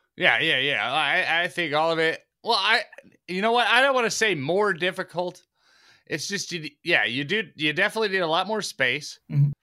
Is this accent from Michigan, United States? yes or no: yes; Detroit, Michigan, United States; I'm Detroit, Michigan